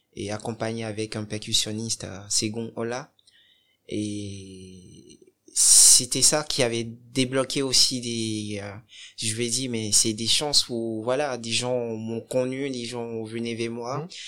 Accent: Cotonou, Littoral, Benin; now in France; Je suis né au Bénin, à Cotonou. Et je suis d'origine béninoise

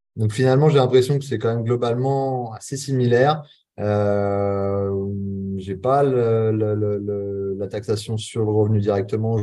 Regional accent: Charente-Maritime, Nouvelle-Aquitaine, France; moved away as an adult; now in Bali, Indonesia; je suis originaire de Charente-Maritime

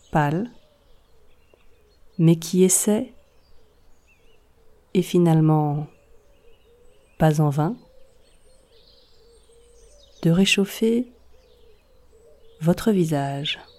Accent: Brittany, France; je vous emmène chez moi, en Bretagne

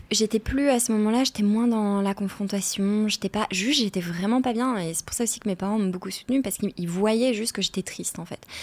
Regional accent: Arras, Hauts-de-France, France; moved away as an adult; also born or lived in Seville, Spain; Je suis née à Arras, dans le nord de la France

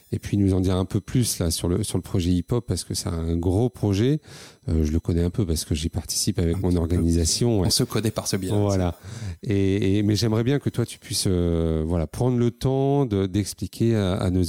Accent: Lille, Hauts-de-France, France; je suis comme à la maison, euh, puisque je suis lillois

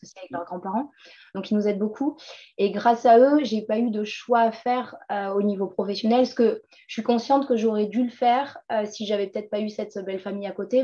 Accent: Collioure, Occitania, France; moved away; also born or lived in Lyon / Paris; j'ai grandi à Collioure. Euh, Collioure, c'est un petit village entre Perpignan et l'Espagne, au bord de la mer

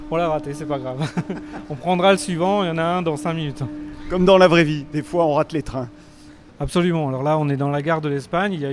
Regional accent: Grand Est, France; euh, Nous, des Vosges, là.

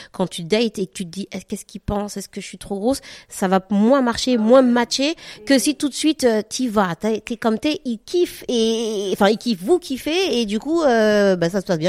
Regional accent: Guadeloupe; now in France; Moi, je suis euh, caraïbienne, je viens de la Guadeloupe

